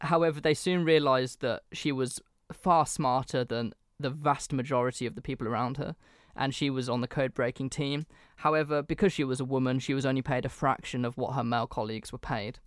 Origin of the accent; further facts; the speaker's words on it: England, United Kingdom; as an Englishman